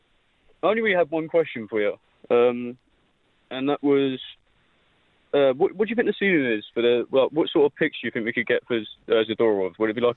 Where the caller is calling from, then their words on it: London, United Kingdom; accent: British; I'm calling from London.